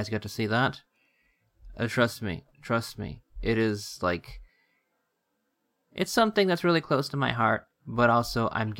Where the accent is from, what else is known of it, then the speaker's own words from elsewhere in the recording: United States; we are American